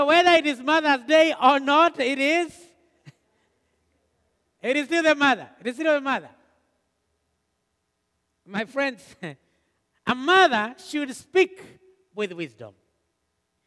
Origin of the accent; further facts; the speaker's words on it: Kenya; moved away; we came from Kenya